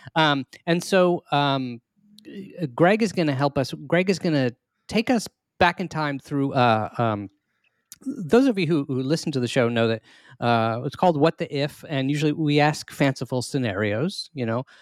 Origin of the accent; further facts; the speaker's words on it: Maryland, United States; we are both from Maryland